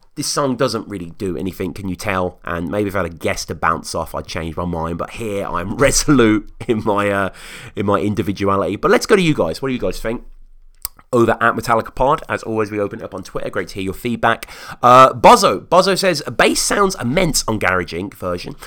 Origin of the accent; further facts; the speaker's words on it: United Kingdom; as a Brit over here